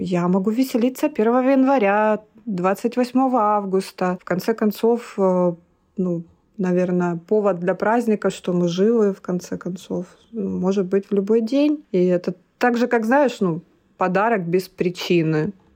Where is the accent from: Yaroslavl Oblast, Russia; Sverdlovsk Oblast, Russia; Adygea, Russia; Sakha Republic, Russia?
Adygea, Russia; Maykop; moved away as an adult; also born or lived in Krasnodar; родилась я в городе Майкопе, Тогда это еще был Краснодарский край, Республика Адыгея